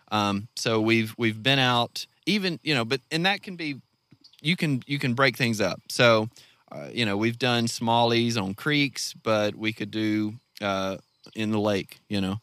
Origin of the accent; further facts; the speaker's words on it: North Mississippi, United States; moved away as an adult; now in Garfield, United States; I'm from North Mississippi